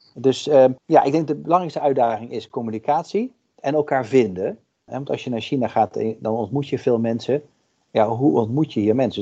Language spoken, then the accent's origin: Dutch; Netherlands; wij ook als Nederlanders